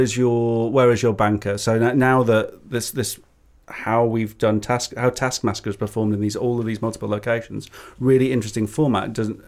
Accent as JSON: {"language": "English", "country": "United States", "said": "I'm so American."}